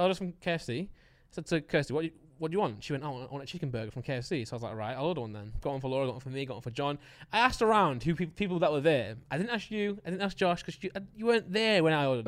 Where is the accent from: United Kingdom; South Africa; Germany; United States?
United Kingdom; I'm British